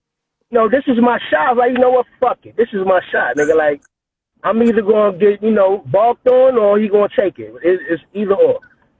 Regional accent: New York City, New York, United States; I'm from Brownsville

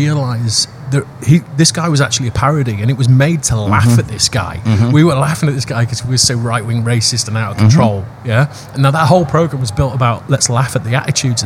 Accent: United Kingdom; as a British person

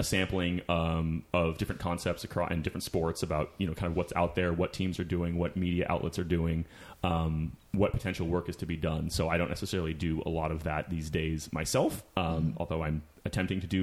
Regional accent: Chico, California, United States; now in Los Angeles, United States; I'm from Chico, California, which is 8.5 hours

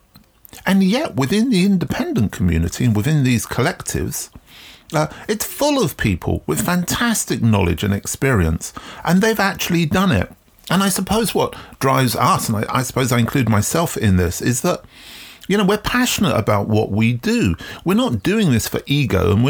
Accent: England, United Kingdom; Growing up in England, in the UK, in the 1970s

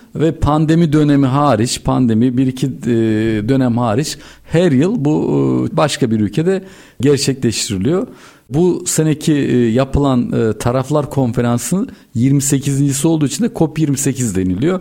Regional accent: Turkey

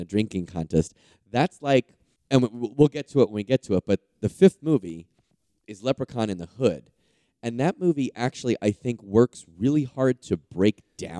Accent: Ireland; And thirsty because I'm Irish.

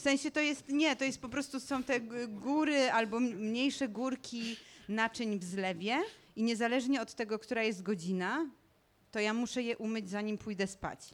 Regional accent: Tarnowskie Góry, Silesian Voivodeship, Poland; jestem ze Śląska

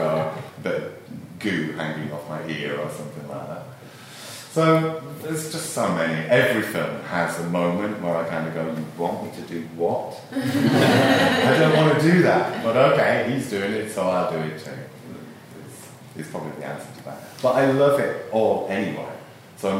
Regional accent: Rochdale, North West England, United Kingdom; moved away as an adult; now in London, United Kingdom; I come from Rochdale, which is a small mill town in the northwest of England. I moved to London kind of accidentally, really.

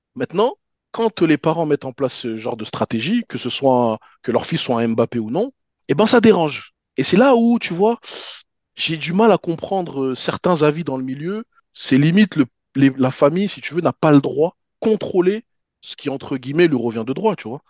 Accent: Paris, Île-de-France, France; quand on était jeunes sur Paris

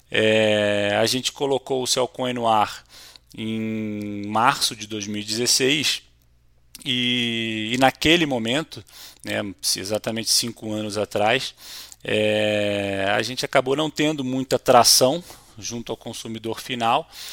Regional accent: Rio de Janeiro, Brazil; sou carioca, casado com uma mineira e pai de dois paulistas

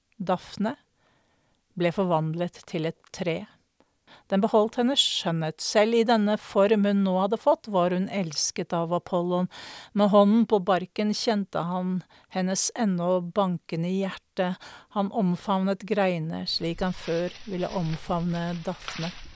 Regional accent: Norway; jeg kom fra Norge

